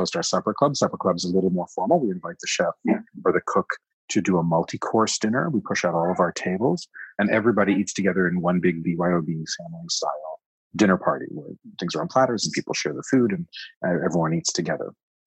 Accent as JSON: {"language": "English", "town": "Toronto", "region": "Ontario", "country": "Canada", "tie": "born or raised there", "also_born_or_lived": "Montreal, Canada", "moved": "as an adult", "said": "I was born in Montreal. I grew up here in Toronto, but I moved back and lived in Montreal for more than 10 years"}